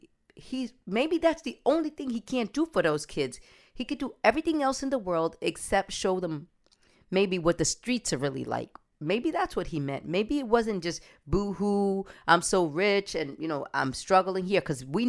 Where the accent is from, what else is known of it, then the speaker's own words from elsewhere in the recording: New York City, New York, United States; My parents are Dominican. I was born and raised in New York City.